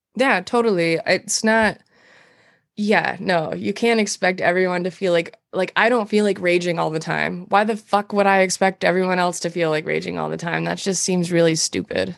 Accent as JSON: {"language": "English", "region": "Montana", "country": "United States", "also_born_or_lived": "Alaska", "moved": "as an adult", "lives_now": "Minneapolis, United States", "said": "I'm from Montana originally. I moved here when I was well, I moved from Montana to Alaska when I was 19"}